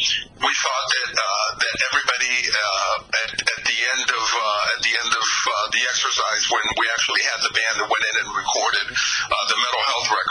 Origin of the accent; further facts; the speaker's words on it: New York, United States; moved away; I grew up in New York